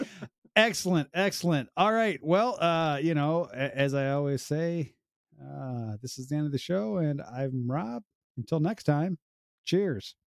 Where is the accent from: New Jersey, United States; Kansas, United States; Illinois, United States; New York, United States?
Illinois, United States; now in Ontario, Canada; I'm originally from Illinois, I moved here